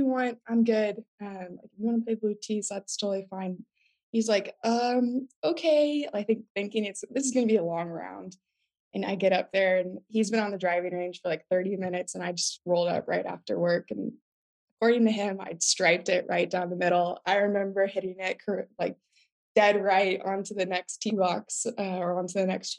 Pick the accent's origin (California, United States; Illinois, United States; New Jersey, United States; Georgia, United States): California, United States; Southern; now in Austin, United States; I am in Austin, Texas. But I was born and raised in Southern California